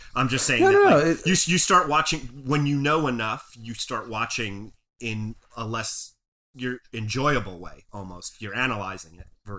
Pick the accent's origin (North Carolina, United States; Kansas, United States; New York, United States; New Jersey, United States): New Jersey, United States; I was a guy from New Jersey watching that.